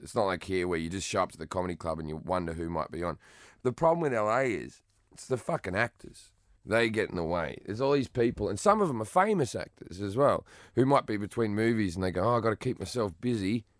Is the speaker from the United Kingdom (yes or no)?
no; Australia; moved away; I consider myself English, even though I'm Australian